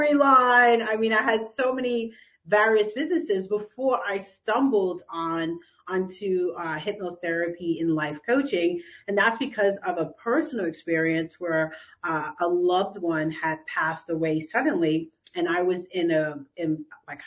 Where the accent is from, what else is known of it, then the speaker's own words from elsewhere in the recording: New York City, New York, United States; I was raised here in New York City